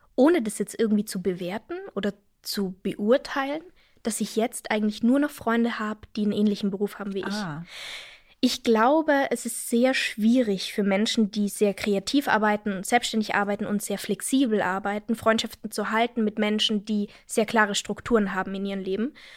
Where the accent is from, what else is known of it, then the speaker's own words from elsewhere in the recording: Innsbruck, Tyrol, Austria; now in Germany; Innsbruck, meine Heimatstadt, ist nicht besonders groß